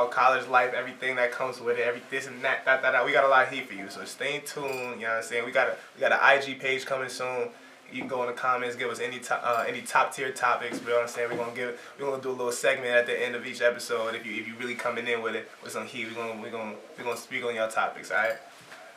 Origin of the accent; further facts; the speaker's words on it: New Jersey, United States; I'm from Jersey